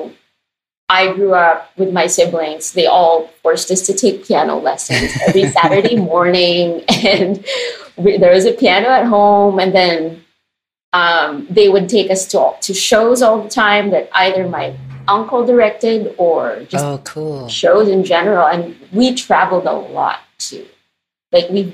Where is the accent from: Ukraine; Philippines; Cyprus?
Philippines; moved away as an adult; now in United States; I still think of myself more as a Filipino who lives in America.